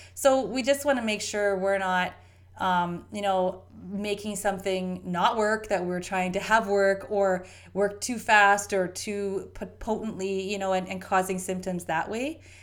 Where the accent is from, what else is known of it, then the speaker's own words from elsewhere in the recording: Canada; we Canadians eat this drivel too. I'm a Canadian.